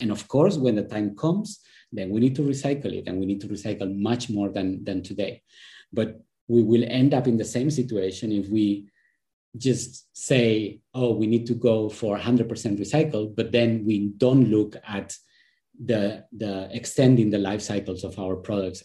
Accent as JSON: {"language": "English", "country": "Spain", "moved": "yes", "said": "I am originally from Spain"}